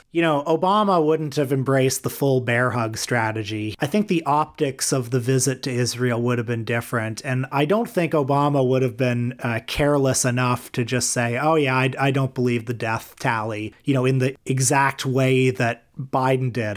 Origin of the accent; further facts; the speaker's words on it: Toronto, Ontario, Canada; I grew up around Kipling and Eglinton and Etobicoke.